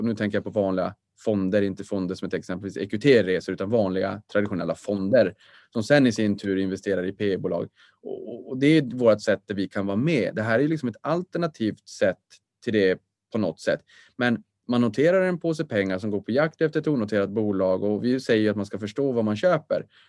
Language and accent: Swedish; Boden, Norrbotten County, Sweden; accent: Norrland; moved away; also born or lived in Stockholm; Jag är född på BB Boden.